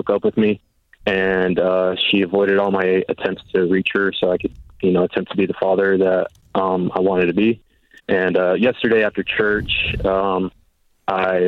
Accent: San Antonio, Texas, United States; now in near Waco, United States; I left my hometown of San Antonio

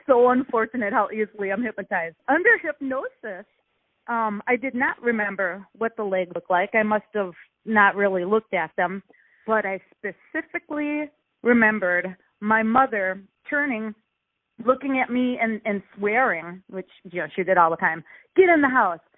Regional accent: Milwaukee, Wisconsin, United States; I'm from Milwaukee, Wisconsin.

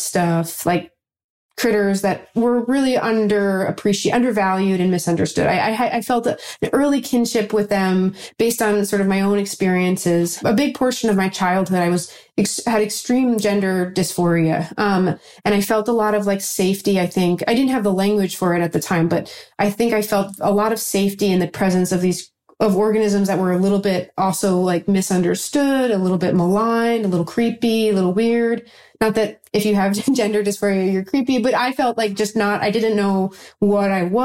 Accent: New York, United States; I'm from New York

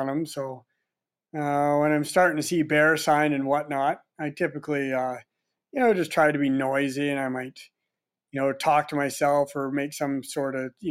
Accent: Quadra Island, British Columbia, Canada; I grew up on Quadra Island

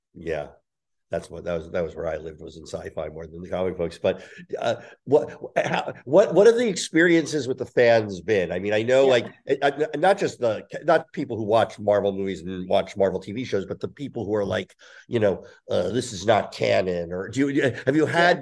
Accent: New Jersey, United States; I grew up in Jersey, outside of there

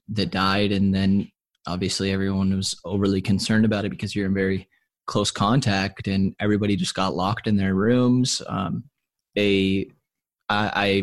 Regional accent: San Jose, California, United States; moved away; I'm from San Jose originally in Santa Clara County

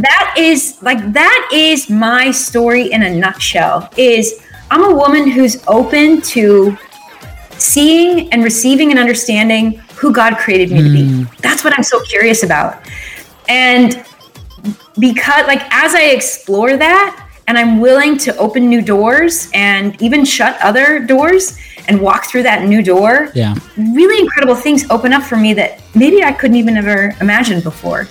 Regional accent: Phoenix, Arizona, United States; moved away as an adult; also born or lived in Utah; I grew up in Phoenix, Arizona

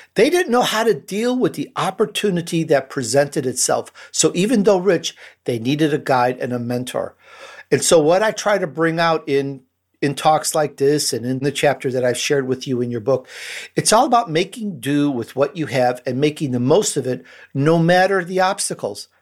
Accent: Chicago, Illinois, United States; accent: Chicago; also born or lived in Sicily, Italy; I grew up in Chicago

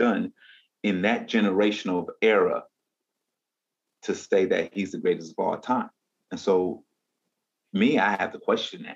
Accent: Atlanta, Georgia, United States; I grew up here

